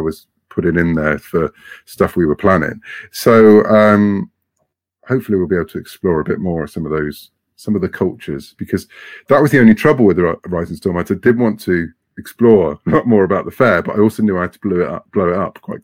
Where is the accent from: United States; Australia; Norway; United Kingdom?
United Kingdom; Over here in the UK, we pronounce things differently